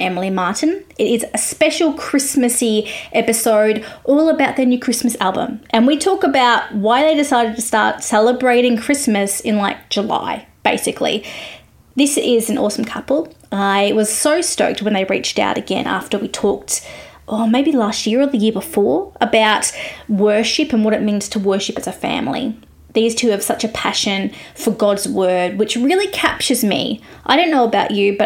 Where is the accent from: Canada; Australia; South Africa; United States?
Australia; I'm an Aussie music journalist